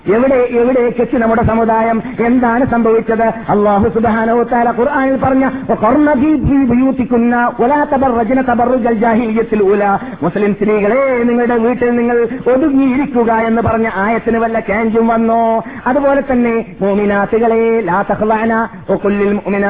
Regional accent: Kasaragod, Kerala, India; born or raised there

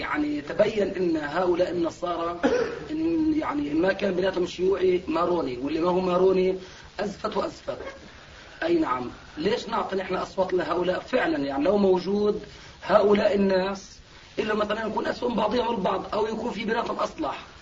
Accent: Zarqa, Zarqa Governorate, Jordan; عندنا في الزرقاء

